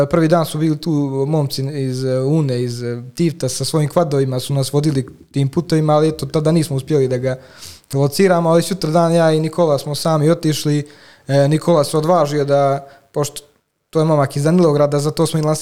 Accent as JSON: {"language": "Croatian", "country": "Montenegro", "also_born_or_lived": "Italy / Switzerland", "said": "rijeku Crnović odakle sam ja"}